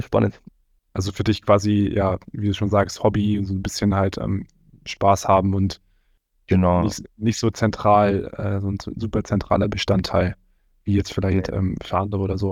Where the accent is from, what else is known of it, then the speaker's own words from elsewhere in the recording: Rostock, Mecklenburg-Vorpommern, Germany; also born or lived in Fürstenfeldbruck; now in Cologne, Germany; ich komm ursprünglich aber aus Rostock